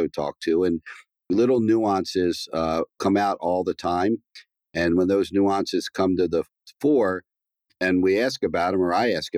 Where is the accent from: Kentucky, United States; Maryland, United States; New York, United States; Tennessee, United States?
Maryland, United States; Baltimore; I grew up in a very kind of middle-class neighborhood